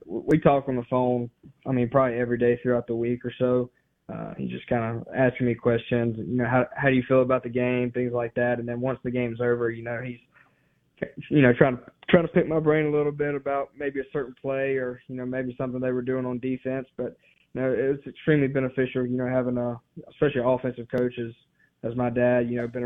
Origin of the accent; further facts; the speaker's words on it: Mississippi, United States; wanting to play for my home state, wanting to play for Mississippi State